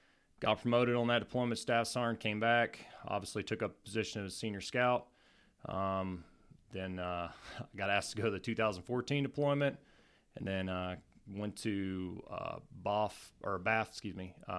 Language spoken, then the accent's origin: English; Wheelersburg, Ohio, United States; also born or lived in Portsmouth, Ohio; For starters, I'm originally from Portsmouth, Ohio.